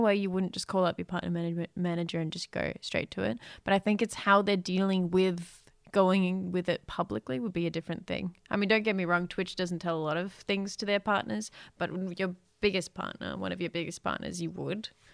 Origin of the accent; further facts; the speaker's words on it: Australia; we're Australian